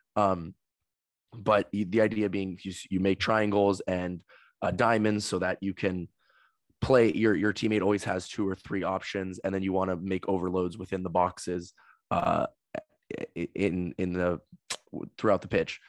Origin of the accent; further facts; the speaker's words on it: United States; As an American